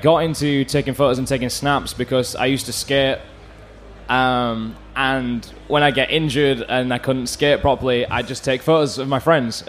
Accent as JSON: {"language": "English", "town": "Bradford", "region": "Yorkshire and the Humber", "country": "United Kingdom", "said": "So I'm from Bradford."}